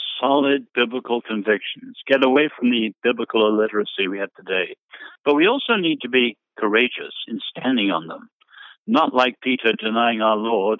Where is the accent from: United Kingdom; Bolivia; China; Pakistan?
China; I grew up in China, where the Christians, of course, went through the most brutal, vicious, systematic persecution.